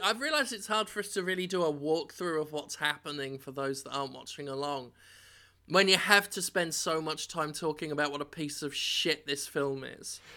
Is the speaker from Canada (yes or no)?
no; England, United Kingdom; as an Englishman